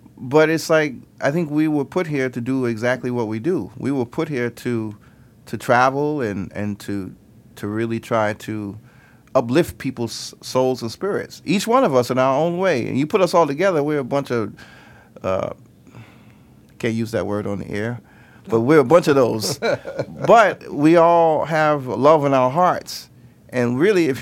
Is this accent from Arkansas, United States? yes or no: no; New York, United States; moved away as an adult; now in Rome, Italy; I grew up in New York